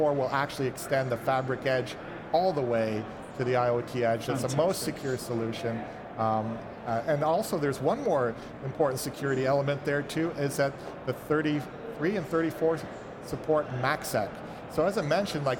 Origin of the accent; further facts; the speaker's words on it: Vancouver, British Columbia, Canada; I'm from Vancouver, BC, and our local BC Hydro, which provides the power for the province